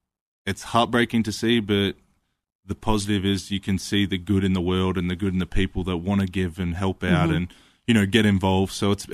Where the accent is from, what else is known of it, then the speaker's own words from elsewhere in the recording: Melbourne, Victoria, Australia; Yeah, so I grew up in Melbourne, Australia, pretty central, inner city kind of grew up.